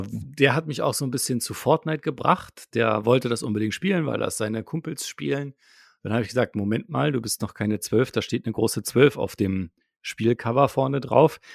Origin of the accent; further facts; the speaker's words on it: Potsdam, Brandenburg, Germany; moved away as an adult; now in Berlin, Germany; aus Potsdam, äh, aus meiner Heimatstadt